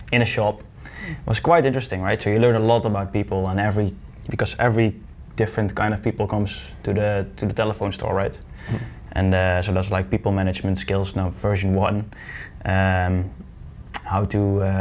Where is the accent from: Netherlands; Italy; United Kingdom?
Netherlands; Deurne, North Brabant; I'm from Deurne. It's a small village in 20 minutes from Eindhoven